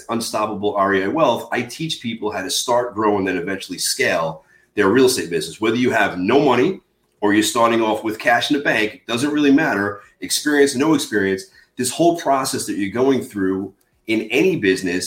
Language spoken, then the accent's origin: English; Long Island, New York, United States; born and raised in Long Island, New York